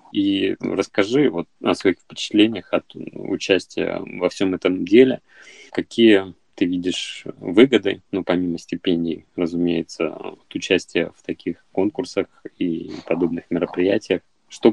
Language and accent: Russian; Izhevsk, Udmurtia, Russia; я сам родом из Ижевска